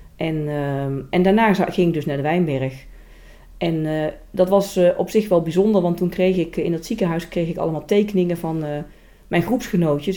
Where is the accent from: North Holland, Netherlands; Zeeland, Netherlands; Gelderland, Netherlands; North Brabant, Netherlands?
Gelderland, Netherlands; Velp; accent: zachte G; in Velp, waar ik vandaan kom